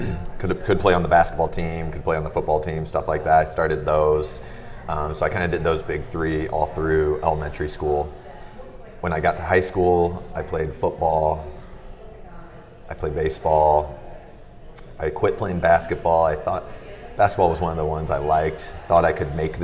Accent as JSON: {"language": "English", "town": "Fort Wayne", "region": "Indiana", "country": "United States", "tie": "born or raised there", "said": "I'm born and raised in Fort Wayne"}